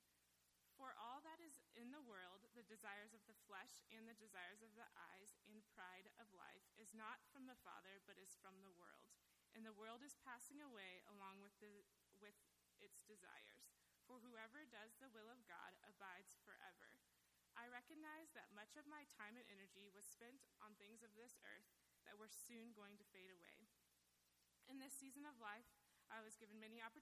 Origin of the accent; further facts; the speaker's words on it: Council Bluffs, Iowa, United States; I was born and raised in Council Bluffs, Iowa.